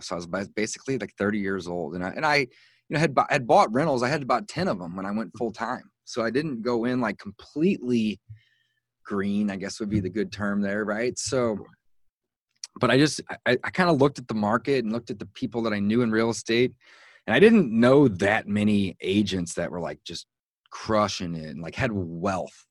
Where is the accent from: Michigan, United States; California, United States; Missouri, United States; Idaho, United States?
Missouri, United States; St. Louis; I was born and raised in St. Louis, Missouri, and that's where I live today